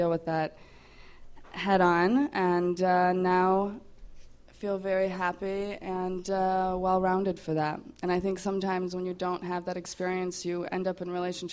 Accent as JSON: {"language": "English", "country": "France", "tie": "born or raised there", "also_born_or_lived": "Poland", "moved": "yes", "lives_now": "United States", "said": "I was born in Poland, grew up in France, and live here."}